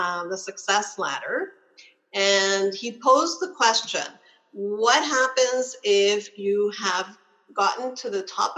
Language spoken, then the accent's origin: English; Canada; I'm Canadian.